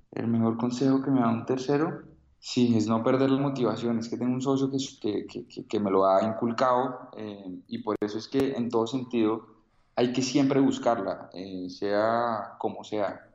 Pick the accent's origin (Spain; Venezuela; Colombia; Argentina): Colombia; soy un emprendedor colombiano